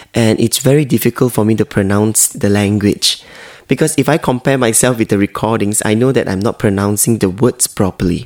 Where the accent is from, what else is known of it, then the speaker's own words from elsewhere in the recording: Malaysia; I'm Chinese from Malaysia